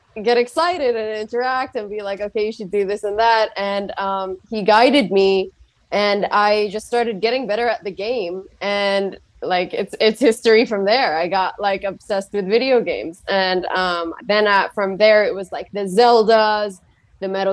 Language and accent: English; Saudi Arabia; I'm from Saudi Arabia